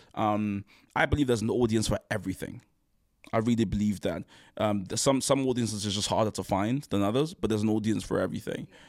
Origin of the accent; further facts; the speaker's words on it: Nigeria; as a Nigerian man